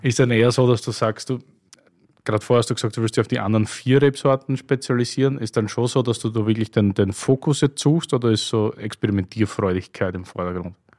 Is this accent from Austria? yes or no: yes; Styria, Austria; aus meiner Heimat, nicht? Steiermark